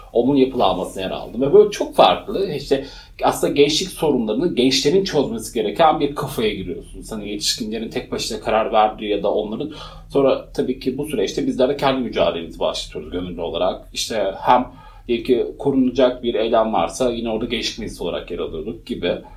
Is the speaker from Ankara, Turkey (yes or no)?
no; Malatya, Turkey; moved away as an adult; also born or lived in Edirne; doğduğum şehir Malatya. Malatya çok küçük bir yer